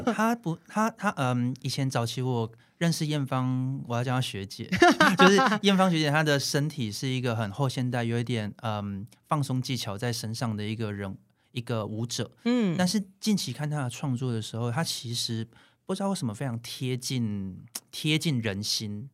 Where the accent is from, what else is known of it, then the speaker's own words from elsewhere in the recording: Taiwan; also born or lived in Japan; 就是我还是台湾人